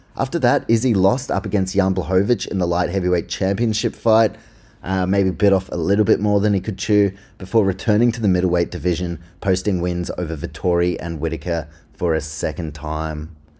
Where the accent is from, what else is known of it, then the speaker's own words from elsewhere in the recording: Auckland, New Zealand; I'm from Auckland, New Zealand